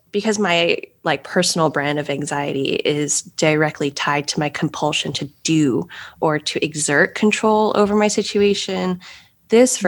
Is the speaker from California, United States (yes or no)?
yes; Los Angeles, California, United States; moved away as an adult; also born or lived in St. Louis, Missouri / Rome / Paris / Hong Kong; I grew up in Los Angeles